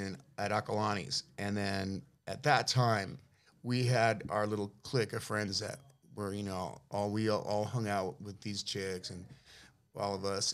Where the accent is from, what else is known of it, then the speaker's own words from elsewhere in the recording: San Francisco, California, United States; Yeah, I grew up in the Avenues, you know, born there, raised there.